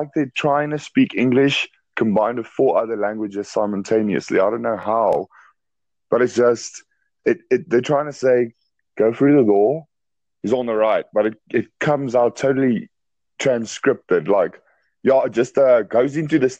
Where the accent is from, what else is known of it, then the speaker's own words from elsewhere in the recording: South Africa; I'm actually from South Africa. South Africa